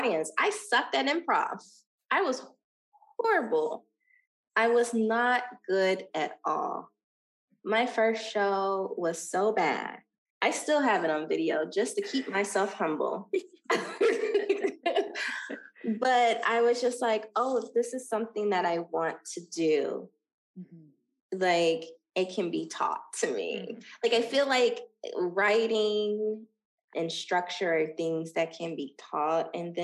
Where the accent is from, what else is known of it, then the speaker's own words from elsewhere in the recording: Dayton, Ohio, United States; moved away as an adult; now in Los Angeles, United States; Dayton, Ohio is building a humongous film studio in my hometown.